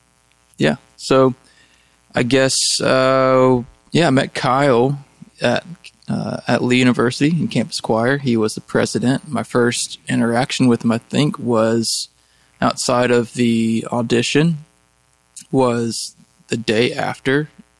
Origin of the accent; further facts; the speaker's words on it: Japan; English is a second language; my origin, I'm Japanese, so I come from Japan.